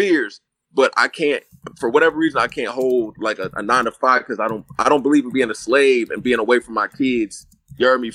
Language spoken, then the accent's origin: English; San Francisco, California, United States; I'm from the Bay